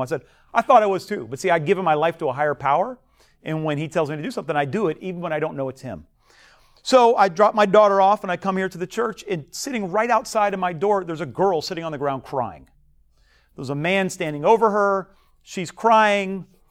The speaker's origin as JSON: {"language": "English", "country": "United States", "said": "I'm American."}